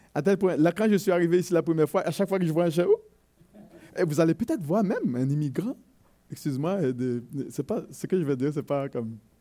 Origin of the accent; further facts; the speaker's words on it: Haiti; chez nous en Haïti, euh, mon pays d'origine